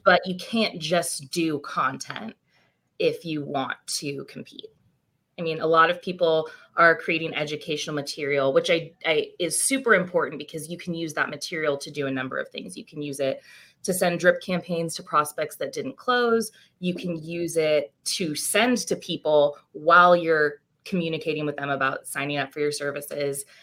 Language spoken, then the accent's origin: English; Chico, California, United States; moved away as an adult; now in Bay Area, United States; I'm originally from Chico up in Northern California